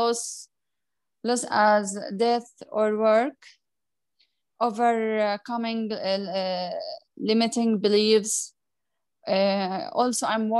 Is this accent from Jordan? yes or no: yes; Jordan; I'm from Jordan